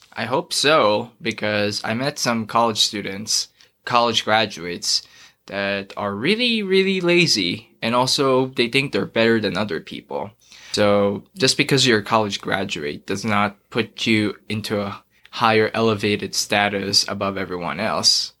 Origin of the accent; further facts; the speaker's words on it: Dubai, United Arab Emirates; also born or lived in Philippines; now in Idaho, United States; So, I'm from the Philippines. I grew up there, and then went to Dubai when I was four years old